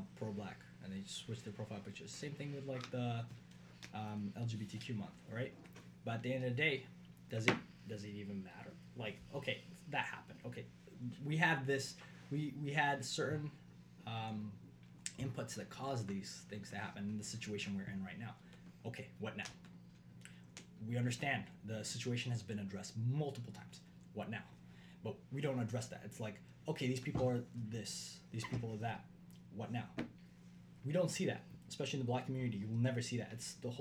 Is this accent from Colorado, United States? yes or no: yes; Denver, Colorado, United States; moved away; I'm from Colorado, born and raised, Mile High City